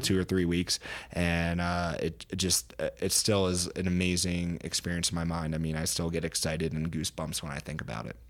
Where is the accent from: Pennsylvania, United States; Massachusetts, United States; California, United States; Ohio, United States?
Pennsylvania, United States; now in Colorado, United States; I'm from Pennsylvania originally, so a small town there back east, uh, living in Colorado now